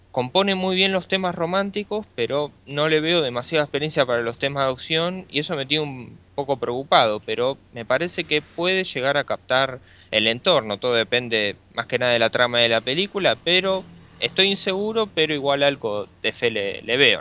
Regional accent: Argentina; nunca salí de Argentina

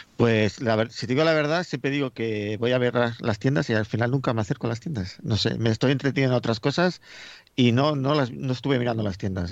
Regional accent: Madrid, Community of Madrid, Spain; now in Getafe, Spain; yo yo soy de Madrid, vivo en Getafe

